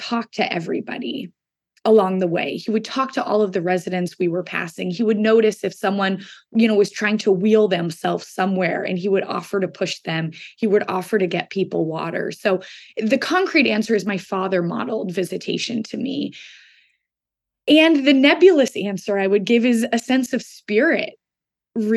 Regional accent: Seattle, Washington, United States; moved away as an adult; also born or lived in Boston; I grew up in Seattle, Washington, where I live right now

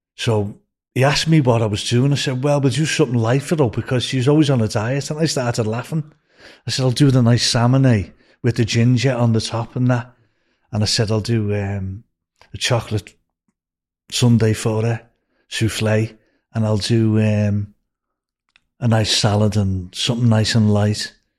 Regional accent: Liverpool, North West England, United Kingdom; moved away as an adult

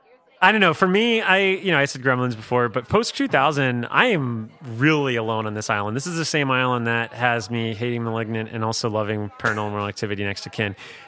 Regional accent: South Florida, United States; moved away; I'm from South Florida, so when I came up here, I learned about this silence.

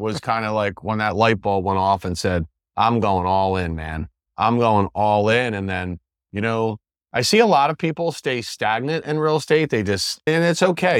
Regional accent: West Chester, Pennsylvania, United States; moved away as an adult; now in Sarasota, United States; I'm from Westchester, Pennsylvania

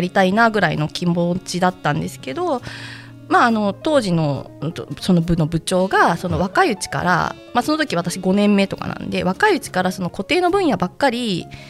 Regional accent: Hyogo, Japan; also born or lived in Kyoto / Okayama; 兵庫出身なんで

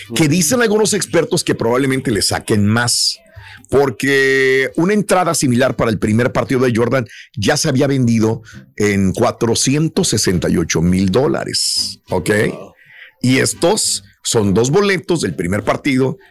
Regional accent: Mexico; así somos los mexicanos de chambeadores

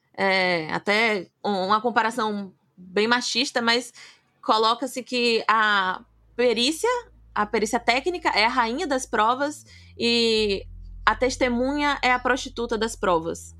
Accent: Salvador, Bahia, Brazil; sou de Salvador, sou apaixonada pela minha cidade

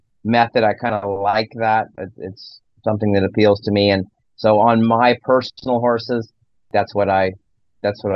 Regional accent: Nebraska, United States; I grew up in Nebraska and grew up in town

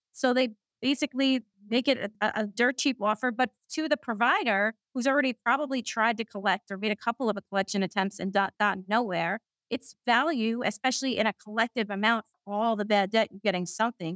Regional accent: New York City, New York, United States; I'm a Queens girl, I'm from Queens, New York, that's where I'm, I'm calling in from right now

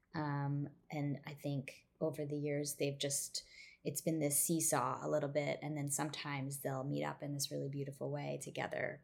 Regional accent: Midwest, United States; growing up in the Midwest

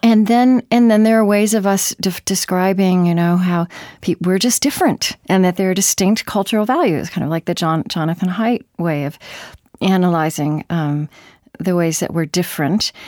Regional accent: Oklahoma, United States; now in Minneapolis, United States; I grew up in Oklahoma

